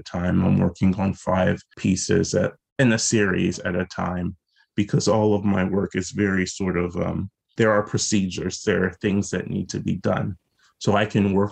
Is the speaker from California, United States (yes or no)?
no; South Carolina, United States; now in Baltimore, United States; growing up in South Carolina